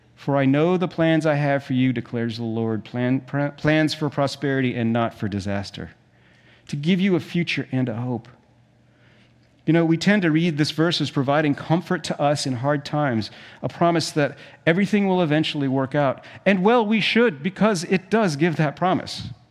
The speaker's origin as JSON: {"language": "English", "country": "South Africa", "tie": "born or raised there", "moved": "yes", "said": "When I was a kid, we, we grew up in South Africa"}